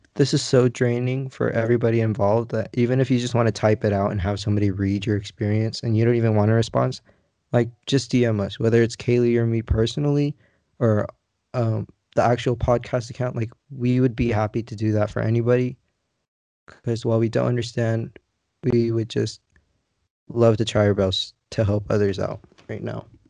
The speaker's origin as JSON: {"language": "English", "country": "United States", "tie": "born or raised there", "said": "I'm American. I'm from here. I was born here on American soil"}